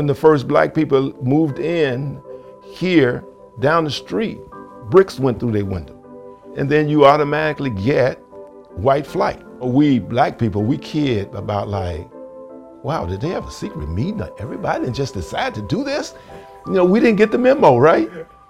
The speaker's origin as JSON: {"language": "English", "town": "Chicago", "region": "Illinois", "country": "United States", "tie": "born or raised there", "also_born_or_lived": "Mississippi", "said": "I grew up in Morgan Park, which is only about 10 miles from here."}